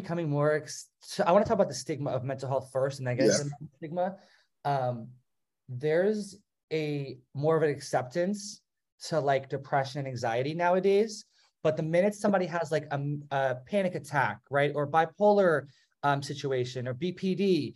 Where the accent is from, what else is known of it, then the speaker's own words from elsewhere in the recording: New Jersey, United States; now in South Carolina, United States; I grew up in New Jersey, and it was a very, like, diverse area